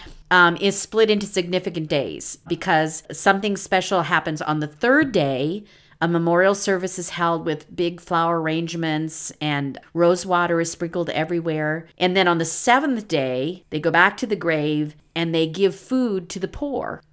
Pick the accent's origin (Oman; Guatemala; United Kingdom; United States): United States; Midwest; I'm from the Midwest